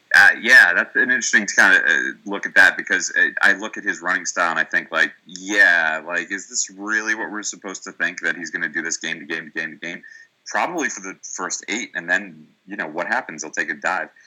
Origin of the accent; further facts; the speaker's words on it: New York, United States; as a New Yorker